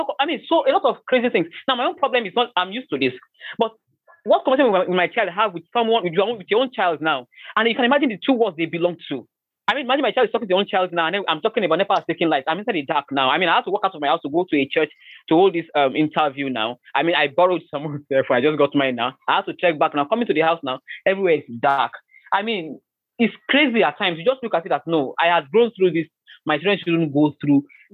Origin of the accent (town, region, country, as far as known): Nigeria